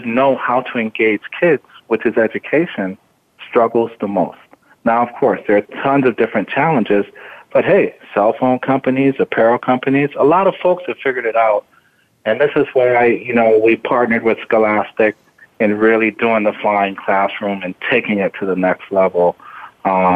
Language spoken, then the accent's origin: English; Miami, Florida, United States; born or raised there; also born or lived in Jamaica